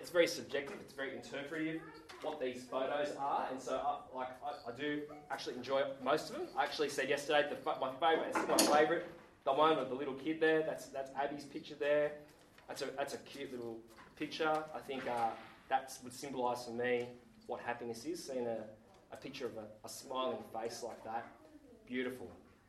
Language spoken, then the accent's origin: English; Sydney, New South Wales, Australia; now in Geelong, Australia; I'm a Sydney boy. Came down to Geelong only last year.